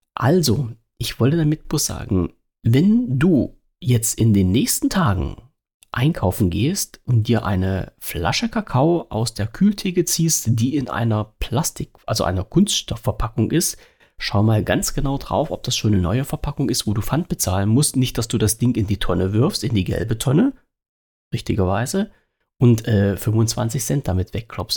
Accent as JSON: {"language": "German", "country": "Germany", "said": "Ich habe in der DDR gewohnt"}